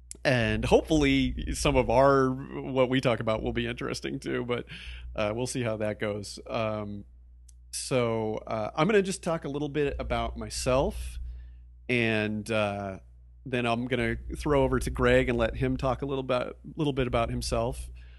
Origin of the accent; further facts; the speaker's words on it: East Coast, United States; also born or lived in Midwest, United States; I grew up in the Midwest and the East Coast. I kind of consider myself an East Coaster.